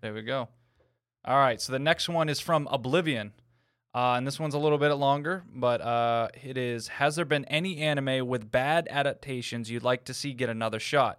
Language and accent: English; New England, United States; I'm from New England